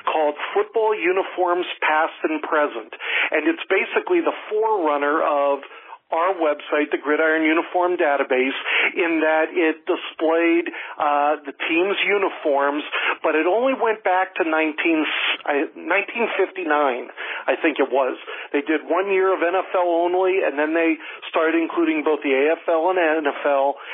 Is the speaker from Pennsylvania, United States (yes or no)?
yes; Erie, Pennsylvania, United States; moved away as an adult; now in Florida, United States; I grew up in Pennsylvania